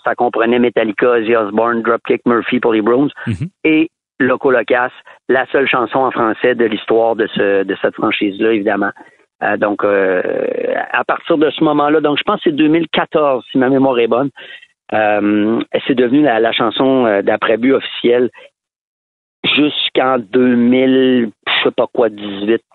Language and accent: French; Quebec City, Quebec, Canada; moi, on vient de Québec